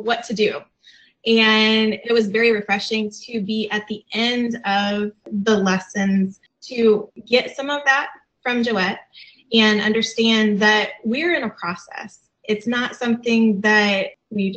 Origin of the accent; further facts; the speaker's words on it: Fort Wayne, Indiana, United States; we're from Fort Wayne, Indiana